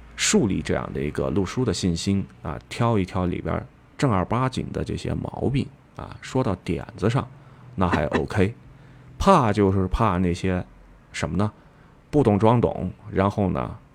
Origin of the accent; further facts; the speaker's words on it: Yunnan, China; accent: Yunnan dialect; 用我们云南话说的，非常的板扎